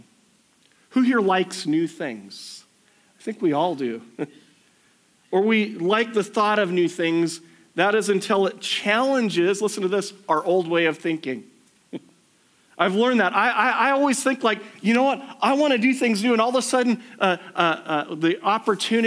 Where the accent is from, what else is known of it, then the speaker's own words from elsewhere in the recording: United States; moved away; I grew up in the States, everything used to be drive-through banking where I grew up.